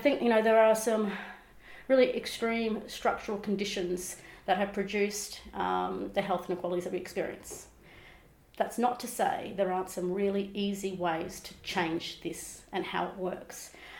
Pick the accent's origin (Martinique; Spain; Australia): Australia; Yuggera country, Queensland; I'm a Mananjali and South Sea Islander woman, born and raised on Yuggera country.